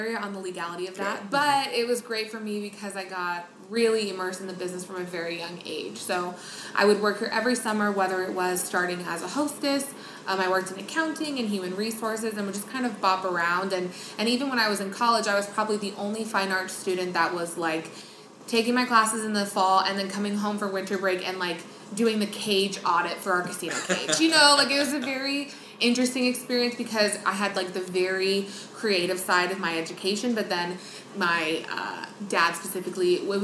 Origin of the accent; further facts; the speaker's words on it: Las Vegas, Nevada, United States; born and raised in Las Vegas.